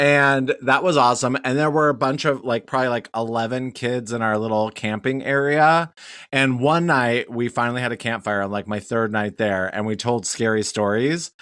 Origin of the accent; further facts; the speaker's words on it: Wyoming, United States; I'm from Wyoming